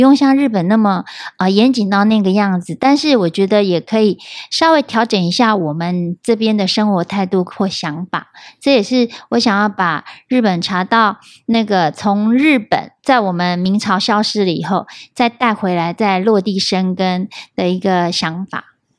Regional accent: Taiwan; also born or lived in Japan; 我们台湾人

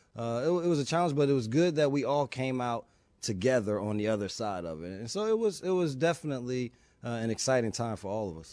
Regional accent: East Orange, New Jersey, United States; moved away as an adult; also born or lived in California; I was a kid from East Orange, New Jersey, going to California

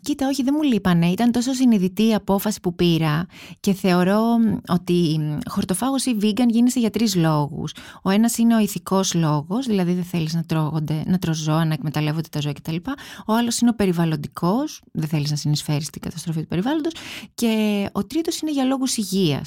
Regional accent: Kaisariani, Attica, Greece; εγώ μεγάλωσα στην Κεσαριανή

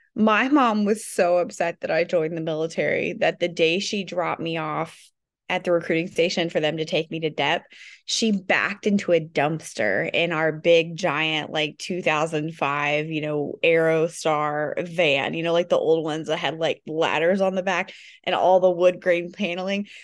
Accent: Kentucky, United States; moved away as an adult; also born or lived in South Korea / Fort Campbell; I grew up in a very small town in Kentucky

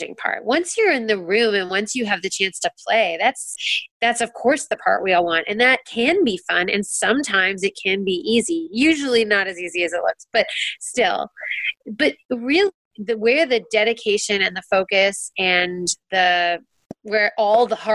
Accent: Canada; as a Canadian, getting to work in America

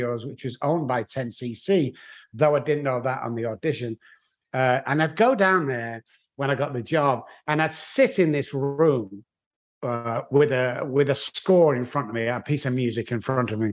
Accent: Manchester, North West England, United Kingdom; moved away; I'm from England. Manchester in England is where I was born. In actual fact, if you want to pinpoint the Manchester, it was Moss Side, which is a bit like Beirut with lights. It was very rough. It was very low income families, but that's where I grew up.

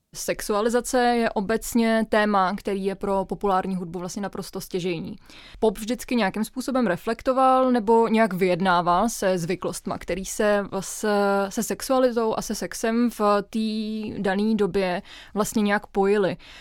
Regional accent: Czechia; holka, která vyrůstala v Česku v devadesátkách

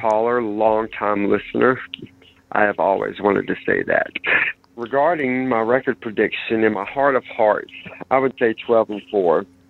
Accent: Mexico City, Mexico; I'm from Mexico City

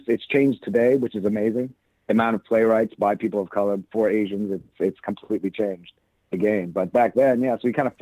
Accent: Saint John, New Brunswick, Canada; moved away as an adult; also born or lived in Taiwan / Toronto / New York; now in Los Angeles, United States; Originally, I was born in Taiwan, and I lived there until I was 5, and I moved to a small city in eastern Canada called St. John, New Brunswick

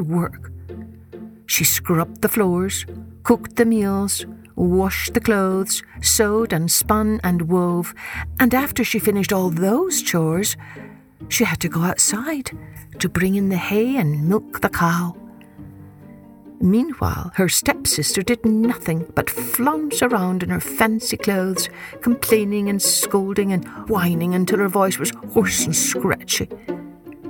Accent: Scotland, United Kingdom; when I was growing up in Scotland, I loved how the sky would never grow dark during that month until almost midnight

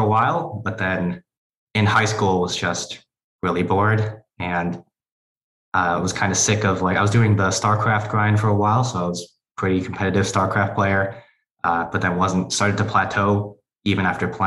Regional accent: Connecticut, United States; also born or lived in Chicago, Illinois / South Korea; So I was born in Chicago, but lived in South Korea for a while when my dad had to do his military service. And then we moved back to the U.S. and settled down in Connecticut.

